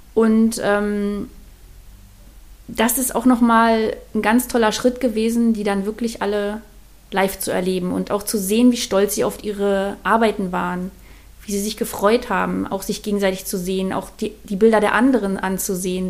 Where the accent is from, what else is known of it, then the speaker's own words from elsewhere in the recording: Mecklenburg-Vorpommern, Germany; moved away as an adult; now in Spreewald, Germany; ursprünglich komme ich aus Mecklenburg-Vorpommern und dort habe ich, ähm, bevor ich in den Spreewald gezogen bin